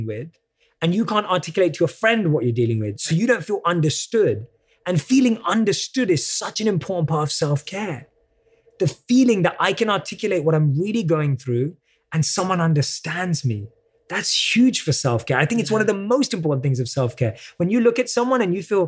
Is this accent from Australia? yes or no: no; United Kingdom; accent: British; my British accent